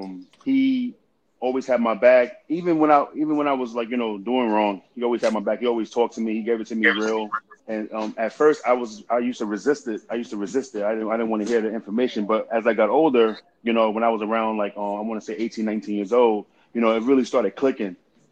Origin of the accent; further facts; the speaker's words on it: New York City, New York, United States; moved away; also born or lived in Southern Idaho / Westchester; Growing up in Queensbridge, it was tough trying to play basketball in the projects because of the crime, high crime rate.